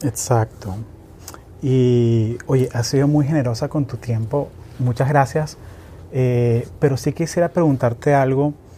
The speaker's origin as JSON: {"language": "Spanish", "town": "Caracas", "region": "Capital District", "country": "Venezuela", "tie": "born or raised there", "said": "yo crecí en Caracas, que es una ciudad de 6 millones de personas"}